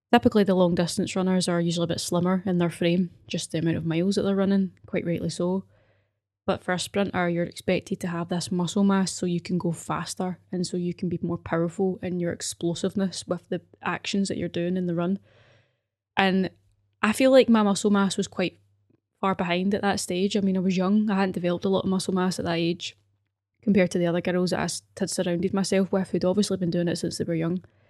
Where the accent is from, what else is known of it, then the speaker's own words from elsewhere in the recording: Glasgow, Scotland, United Kingdom; also born or lived in Paisley; I grew up in Govan